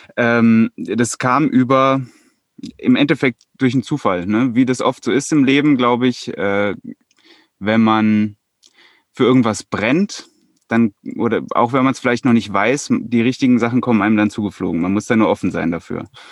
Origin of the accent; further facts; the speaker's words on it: Hesse, Germany; moved away as an adult; now in Bavaria, Germany; Ich komme ursprünglich mal aus Hessen